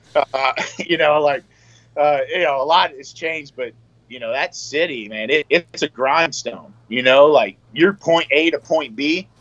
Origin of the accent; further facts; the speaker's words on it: Louisiana, United States; moved away as an adult; also born or lived in New York City; I'm from Louisiana